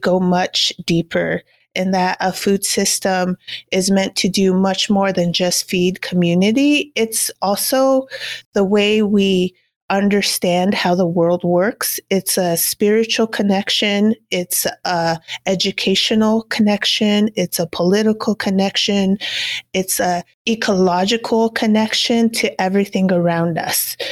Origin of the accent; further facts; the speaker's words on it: Cochiti Pueblo, New Mexico, United States; I am Cochiti and Kiowa, so I was born and raised on the Cochiti Indian Reservation that's located in northern New Mexico